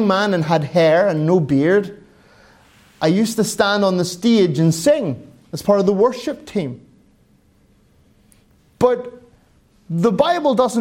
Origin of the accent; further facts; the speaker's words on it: Ireland; moved away; I'm an Irishman